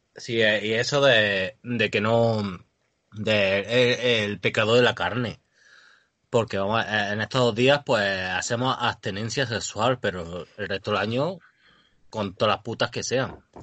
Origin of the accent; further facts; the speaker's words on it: Andalusia, Spain; como buen español y buen andaluz